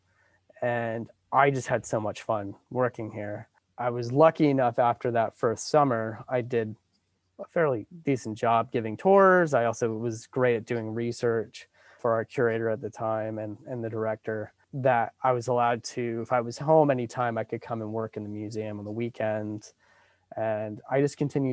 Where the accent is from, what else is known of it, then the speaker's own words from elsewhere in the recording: South Williamsport, Pennsylvania, United States; I grew up in South Williamsport, Pennsylvania, which is the home of the Little League World Series